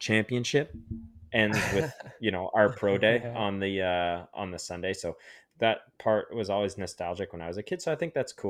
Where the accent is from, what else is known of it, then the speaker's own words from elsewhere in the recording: Canada; We all do as Canadian riders.